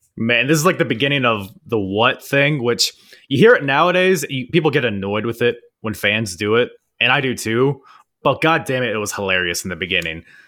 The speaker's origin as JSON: {"language": "English", "country": "United States", "said": "here in America"}